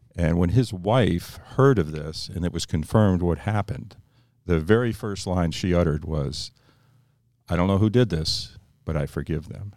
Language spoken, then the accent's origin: English; Northeast, United States; I grew up in the Northeast